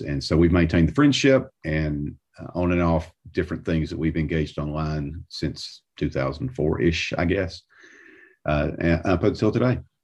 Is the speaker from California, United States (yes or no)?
no; south of Atlanta, Georgia, United States; moved away as an adult; now in Nashville, United States; I grew up south of Atlanta